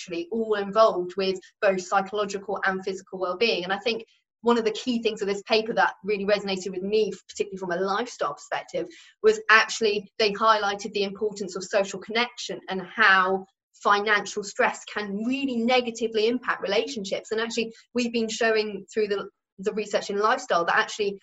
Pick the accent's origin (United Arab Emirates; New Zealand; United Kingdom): United Kingdom; we just do not talk about it as British people